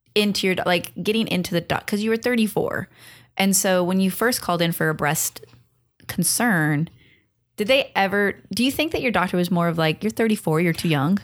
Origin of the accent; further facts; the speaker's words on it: Long Beach, California, United States; You're in Long Beach. that's where I'm from